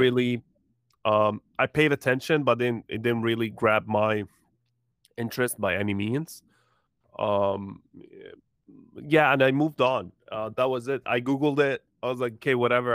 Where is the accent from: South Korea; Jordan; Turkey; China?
Jordan; now in United States; I was born in Jordan, but, uh, moved to the U S, uh, uh, long time ago